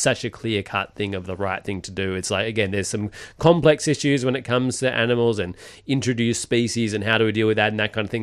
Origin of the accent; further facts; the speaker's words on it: Perth, Western Australia, Australia; moved away; we're from Perth.